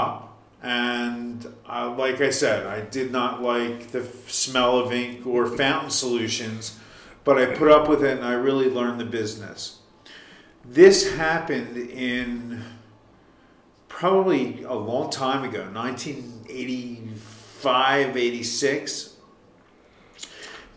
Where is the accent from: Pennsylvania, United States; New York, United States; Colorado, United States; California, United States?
Pennsylvania, United States; Huntingdon Valley; I grew up in, I guess it was Huntington Valley at the time